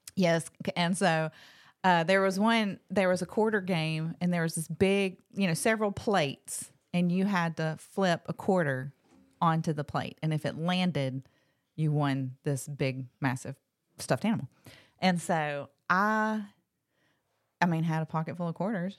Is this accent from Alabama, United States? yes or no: yes; Locust Fork, Alabama, United States; I grew up in Blunt County